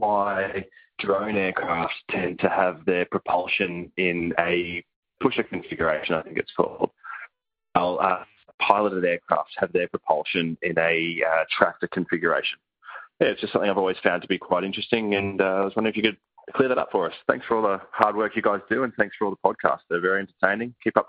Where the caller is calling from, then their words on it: Sydney, New South Wales, Australia; I'm calling from Sydney in Australia.